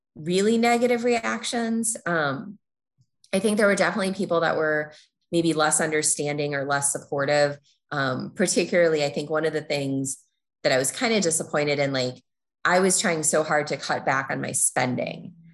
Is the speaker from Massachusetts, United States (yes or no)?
no; Minnesota, United States; moved away as an adult; also born or lived in Chicago; I was born and raised in Minnesota.